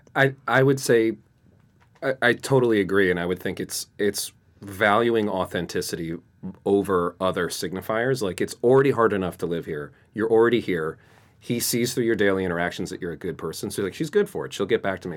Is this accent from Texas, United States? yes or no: no; Beacon, New York, United States; now in New York City, United States; I grew up in the burbs between Wappingers Falls and Poughkeepsie, New York